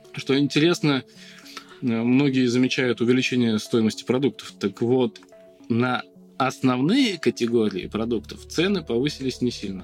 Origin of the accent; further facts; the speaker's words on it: Volgograd, Volgograd Oblast, Russia; Я коренной волгоградец. Вырос здесь, на, в Краснооктябрьском районе.